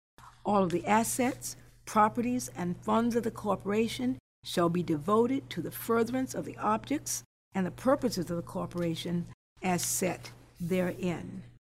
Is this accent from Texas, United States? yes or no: no; Eatonville, Florida, United States; I grew up in the Eatonville of unpaved roads.